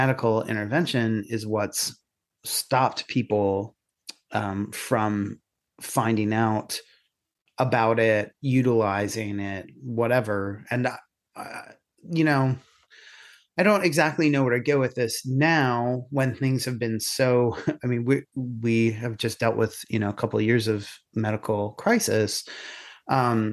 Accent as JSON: {"language": "English", "town": "Catasauqua", "region": "Pennsylvania", "country": "United States", "tie": "born or raised there", "moved": "yes", "lives_now": "Ireland", "said": "growing up in Catasauqua and you're, you know, Syrian and gay"}